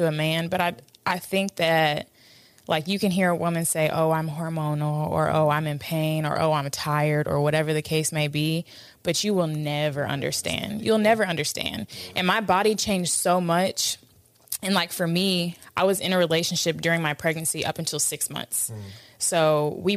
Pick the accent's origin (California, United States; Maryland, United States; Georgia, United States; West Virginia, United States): Georgia, United States; Atlanta; also born or lived in New York; we had moved from New York to Atlanta